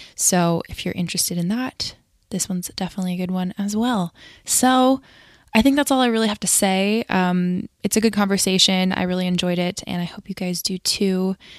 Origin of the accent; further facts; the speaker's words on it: Connecticut, United States; you're from Connecticut, which is interesting, 'cause I am too